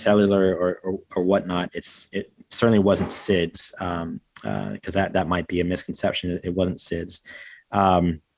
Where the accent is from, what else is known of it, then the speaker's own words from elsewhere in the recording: North Carolina, United States; growing up in North Carolina, in the States